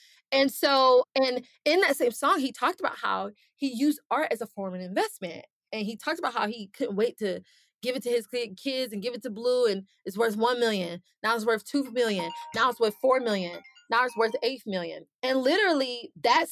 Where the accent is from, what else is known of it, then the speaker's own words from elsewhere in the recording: Atlanta, Georgia, United States; moved away as an adult; now in Miami, United States; I'm originally from Atlanta, based now in Miami